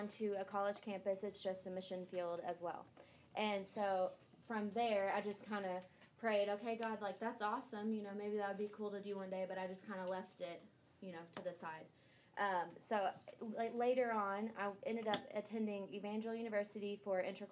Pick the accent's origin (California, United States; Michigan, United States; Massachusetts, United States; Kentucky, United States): Kentucky, United States; I am from Kentucky